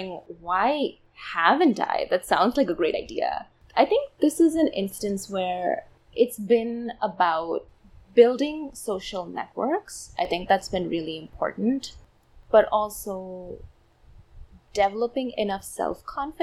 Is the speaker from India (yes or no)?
yes; Chennai, Tamil Nadu, India; first language Tamil; English is a second language; moved away as an adult; now in United States; I come from a South Indian city called Chennai, and so Tamil is my mother tongue.